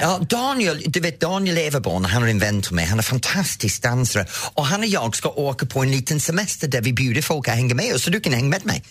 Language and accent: Swedish; Edenfield, North West England, United Kingdom; now in Sweden; jag växte upp i Edensfield